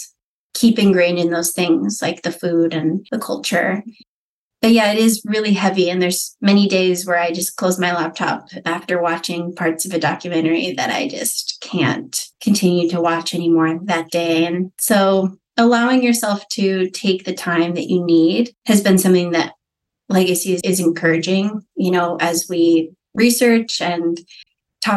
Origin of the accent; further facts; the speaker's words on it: North Dakota, United States; I'm from North Dakota